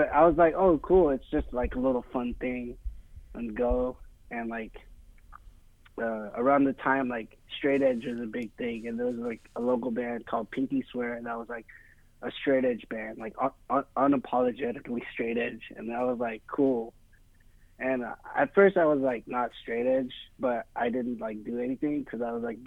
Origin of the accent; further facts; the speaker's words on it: Fresno, California, United States; I grew up in Fresno